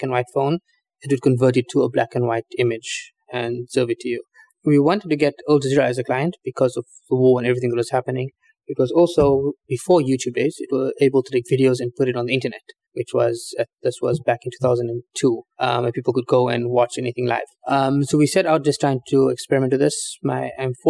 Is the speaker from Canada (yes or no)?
no; South Africa; we're from South Africa